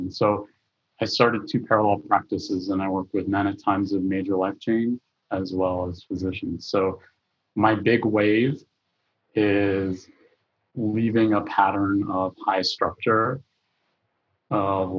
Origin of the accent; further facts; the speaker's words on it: Texas, United States; I grew up in Texas and in a family of Palestinian refugees and Lebanese immigrants